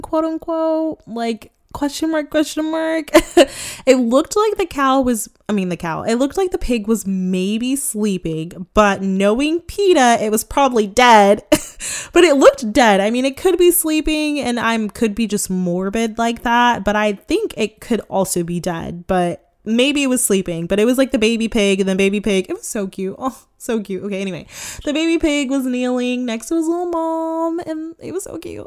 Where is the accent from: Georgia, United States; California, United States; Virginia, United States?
California, United States; Sacramento; born or raised there